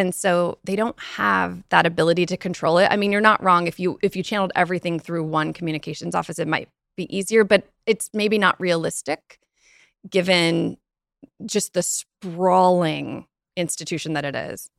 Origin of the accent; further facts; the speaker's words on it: United States; as an American